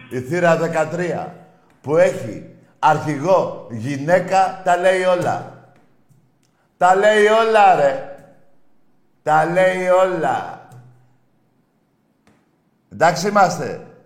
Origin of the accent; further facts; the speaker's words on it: Crete, Greece; από Κρήτη.